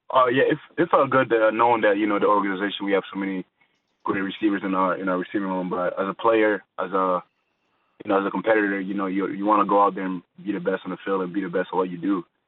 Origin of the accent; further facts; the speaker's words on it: Montreal, Quebec, Canada; growing up in Montreal, uh, the first sport I played was basketball